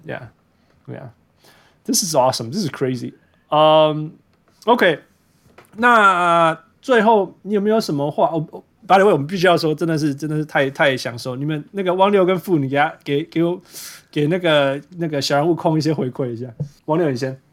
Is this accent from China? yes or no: no; Vancouver, British Columbia, Canada; 因为你知道我小时候是被香港人环绕长大的，所以我是从小听丢党长大的。 哦， 我们在温哥华嘛，旁边都是香港。